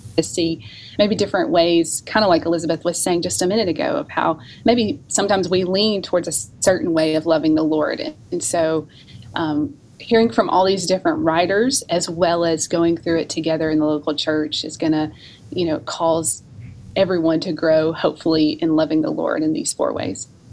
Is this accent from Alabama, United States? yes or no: yes; North Alabama, United States; also born or lived in Memphis, Tennessee; now in North Carolina, United States; I'm originally from North Alabama